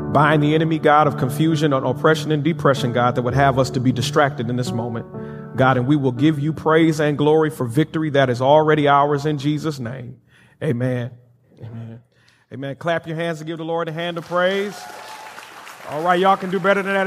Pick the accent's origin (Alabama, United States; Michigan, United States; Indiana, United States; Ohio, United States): Michigan, United States; Benton Harbor; moved away; a very prominent and strong Baptist church back in my hometown of Benton Harbor, Michigan